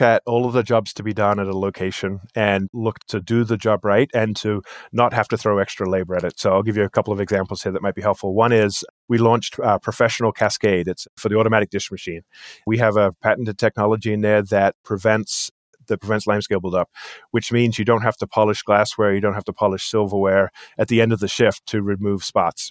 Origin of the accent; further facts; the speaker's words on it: England, United Kingdom; moved away as an adult; also born or lived in New Jersey, United States; now in United States; I moved over here after high school when I was eighteen years old. I grew up in England, actually